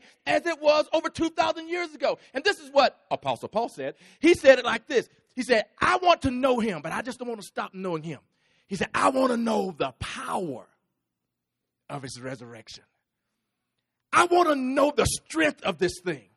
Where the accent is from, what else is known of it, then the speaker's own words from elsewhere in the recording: Texas, United States; I'm from Texas